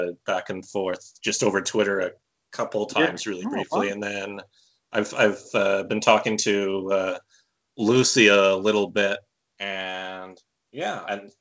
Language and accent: English; Vancouver, British Columbia, Canada; now in Okanagan, Canada; I was born in Vancouver or just outside of Vancouver and live in the Okanagan